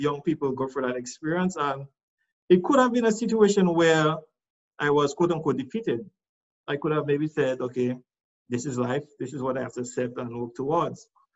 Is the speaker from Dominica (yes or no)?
yes; Roseau, Saint George, Dominica; also born or lived in Castle Comfort, Dominica; I am from Rozo